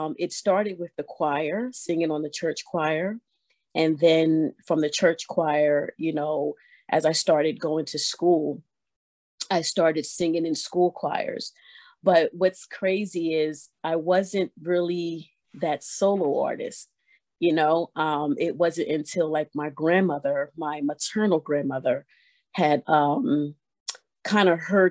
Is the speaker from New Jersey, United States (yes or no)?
yes; Vineland, New Jersey, United States; moved away as an adult; now in Delaware, United States; I was born and raised in Vineland, New Jersey